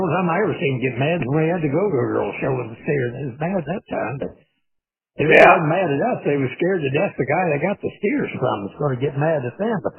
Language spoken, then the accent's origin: English; Iowa, United States; moved away; Yeah, well, no, I was just gone from Iowa to Metro so long there that I probably never did know him.